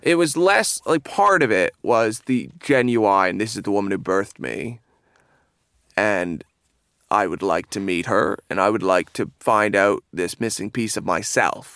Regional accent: Seaforth, Ontario, Canada; moved away as an adult; now in London, United Kingdom; I'm from a small, very small town in Canada called Seaforth, which is a half hour from Stratford

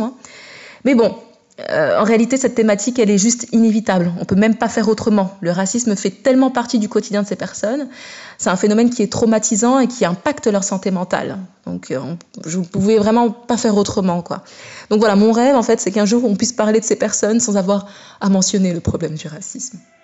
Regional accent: France; moi je suis d'origine marocaine et centrafricaine, je suis née et j'ai grandi euh, en France

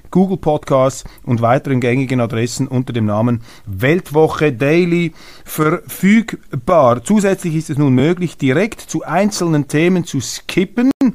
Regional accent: Switzerland; als Schweizer

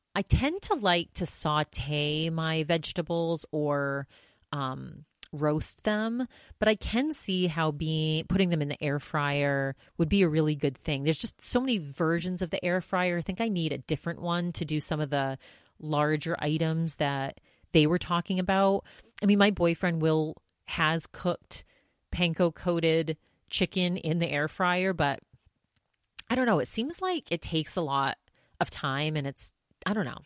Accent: Maine, United States; my home state of Maine

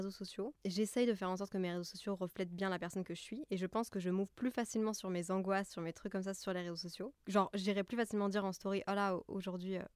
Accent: Belgium; moved away as an adult; also born or lived in Brussels / Montreal; now in Paris, France; née en Belgique, mais mes deux parents sont français.

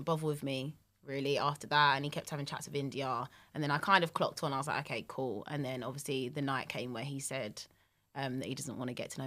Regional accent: London, United Kingdom; accent: London; my London accent

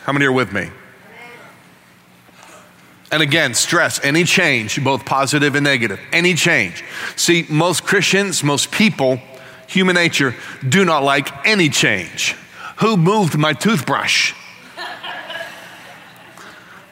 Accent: Northeast, United States; moved away; as a kid growing up in the Northeast

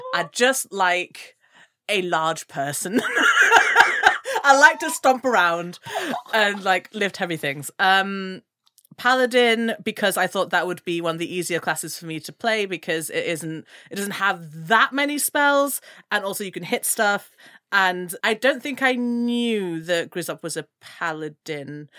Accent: Gambia; I'm from the Gambia, which is way more on the west coast

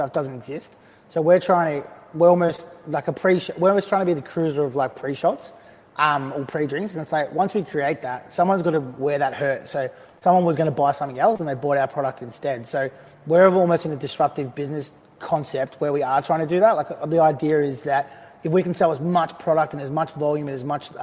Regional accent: Australia; growing up in, as an Australian

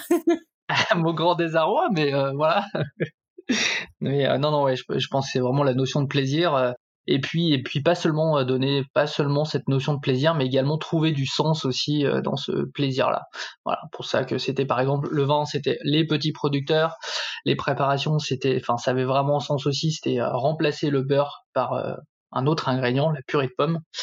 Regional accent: Saint-Étienne, Auvergne-Rhône-Alpes, France; now in Paris region, France; j'habite en région parisienne, je suis originaire de Saint-Étienne

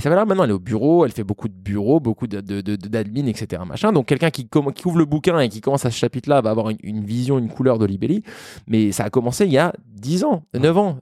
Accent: France; also born or lived in Vancouver / Melbourne / New York; on est français

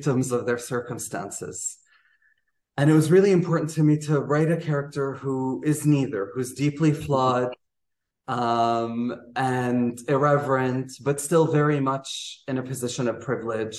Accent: Riyadh, Riyadh Province, Saudi Arabia; also born or lived in New York; right now I'm in Riyadh, Saudi Arabia, which is my hometown where I grew up

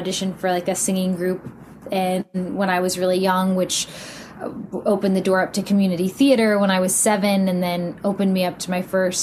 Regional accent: Houston, Texas, United States; I grew up in Houston, Texas.

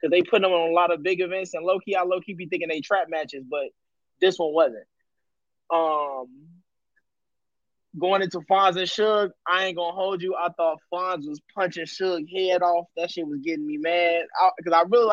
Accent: Chicago, Illinois, United States; moved away; also born or lived in Laurel, Maryland; I'm from Chicago, but I used to live out in Laurel

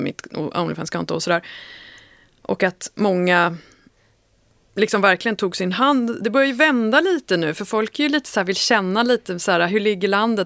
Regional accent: Sollentuna, Stockholm County, Sweden; växte upp väldigt nära Malmvägen och Sollentuna

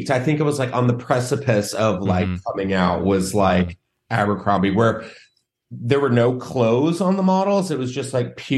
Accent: San Antonio, Texas, United States; moved away; I was growing up in Texas

